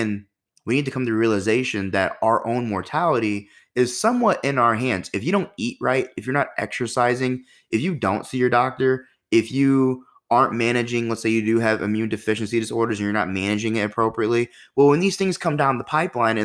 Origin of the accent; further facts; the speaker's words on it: United States; as an American